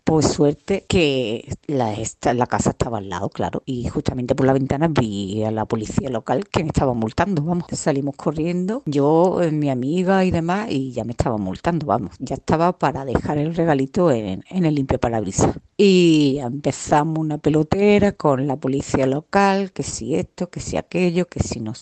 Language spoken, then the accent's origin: Spanish; a town in the province of Cádiz, Andalusia, Spain; Soy de un pueblo de la provincia de Cádiz